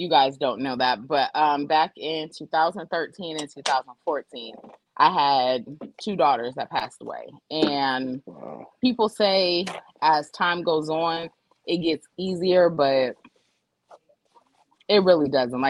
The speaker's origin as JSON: {"language": "English", "town": "Youngstown", "region": "Ohio", "country": "United States", "moved": "yes", "lives_now": "Atlanta, United States", "said": "I live in Atlanta, but I'm from Youngstown"}